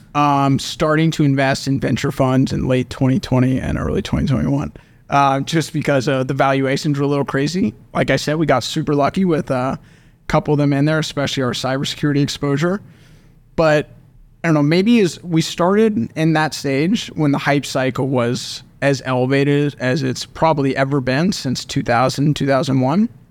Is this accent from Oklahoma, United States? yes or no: yes; Oklahoma City, Oklahoma, United States; born and raised in Oklahoma City